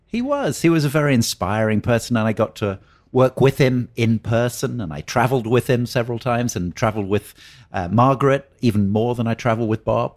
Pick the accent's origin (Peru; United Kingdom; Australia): United Kingdom; Oxford, South East England; now in Napa Valley, United States; I grew up in Oxford in England.